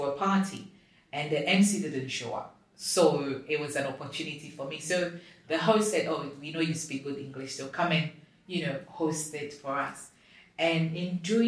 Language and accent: English; Ghana; I'm from Africa, I'm from Ghana.